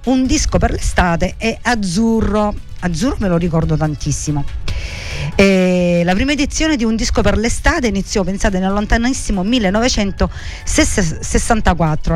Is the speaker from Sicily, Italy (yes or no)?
yes; Sicily, Italy; il nostro dialetto siciliano.